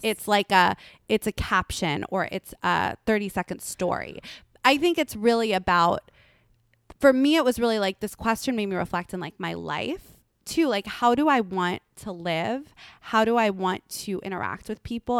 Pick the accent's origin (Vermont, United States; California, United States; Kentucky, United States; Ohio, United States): California, United States; Los Angeles; I'm from Lo-, Los Angeles